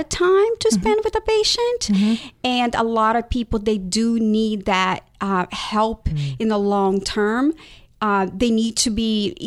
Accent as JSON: {"language": "English", "country": "Brazil", "moved": "yes", "lives_now": "United States", "said": "I am from Brazil."}